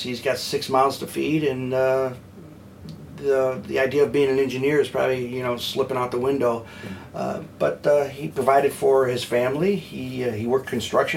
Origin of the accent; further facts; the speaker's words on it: Detroit, Michigan, United States; also born or lived in Dallas; I think that's how Detroiters are, and I'm thankful to grow up in a city that has a backbone like